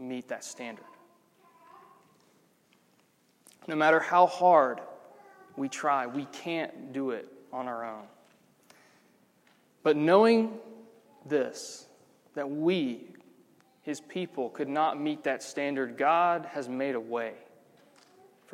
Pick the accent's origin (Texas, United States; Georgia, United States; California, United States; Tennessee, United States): Georgia, United States; now in Birmingham, United States; Because I'm not from here. I'm from Georgia.